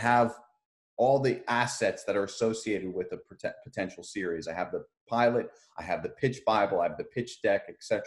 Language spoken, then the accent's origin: English; Edison, New Jersey, United States; I'm from Edison, New Jersey